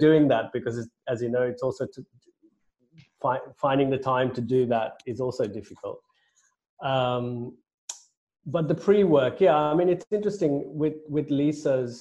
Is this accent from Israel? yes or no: no; Sri Lanka; now in United Kingdom; I grew up in Sri Lanka